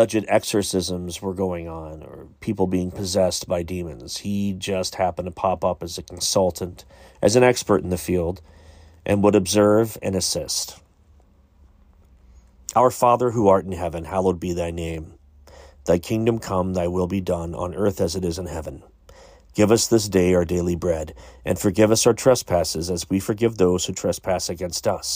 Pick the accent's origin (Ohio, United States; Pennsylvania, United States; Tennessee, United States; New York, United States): Ohio, United States; Pike County; I grew up in Pike County, Ohio, which is Waverly, Piketon, Beaver, Latham, that whole area